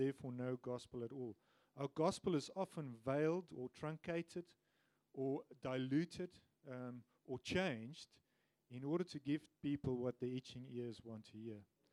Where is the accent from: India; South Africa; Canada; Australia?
South Africa; also born or lived in England; I'm a white African, grew up in South Africa, and have lived there all my life, except for a few years when I lived in the UK